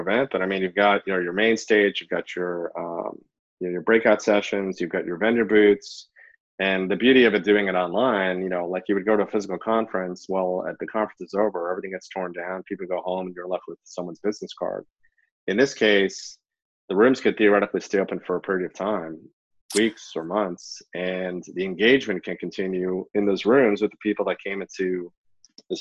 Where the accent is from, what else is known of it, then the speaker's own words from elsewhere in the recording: New York, United States; I grew up in New York, fluent in Hebrew